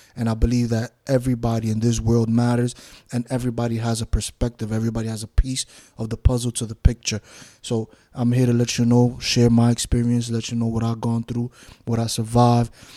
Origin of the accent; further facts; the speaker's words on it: New York City, New York, United States; now in Florida, United States; I grew up in New York City, Bronx, New York, Washington Heights, New York, half and half in both places.